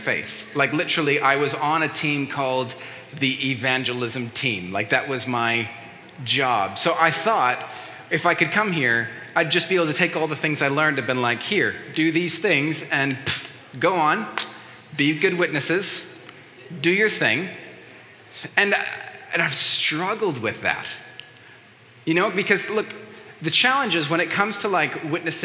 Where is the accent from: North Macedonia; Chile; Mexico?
Mexico; first language Spanish; English is a second language; moved away; as a Mexican, I grew up in Mexico, and so I grew up speaking Spanish